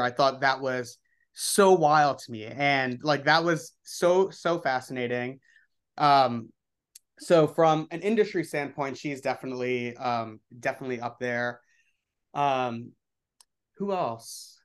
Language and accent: English; New York City, New York, United States; I grew up in the Upper East Side in Manhattan.